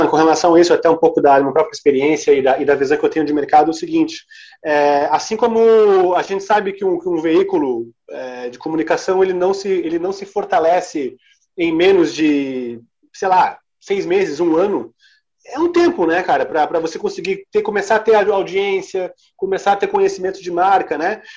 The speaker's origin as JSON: {"language": "Portuguese", "region": "Santa Catarina", "country": "Brazil", "also_born_or_lived": "Paraná / Rio Grande do Sul", "said": "E eu, como catarinense também, apesar de eu ter toda a minha família gaúcha e ter morado muito tempo no Paraná"}